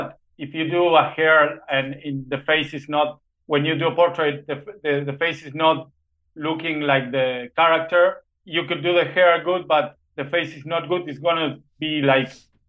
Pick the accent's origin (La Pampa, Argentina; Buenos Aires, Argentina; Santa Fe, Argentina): Buenos Aires, Argentina; also born or lived in Los Angeles, California, United States; I live here since I was a little boy. I was born in Los Angeles, California, but my parents and all my family is from Argentina, so I came back to Argentina when I was a little boy. So now I live in Argentina. I'm an Argentinian.